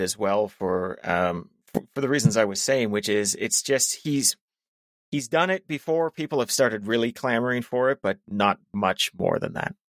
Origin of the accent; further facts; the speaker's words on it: Canada; as a Canadian